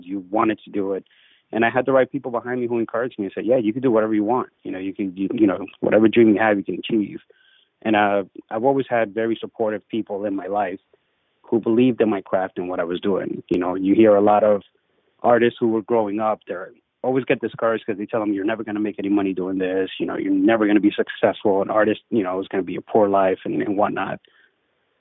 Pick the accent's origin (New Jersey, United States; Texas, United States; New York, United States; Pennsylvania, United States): New York, United States; New York City; also born or lived in Dominican Republic; I grew up in the Bronx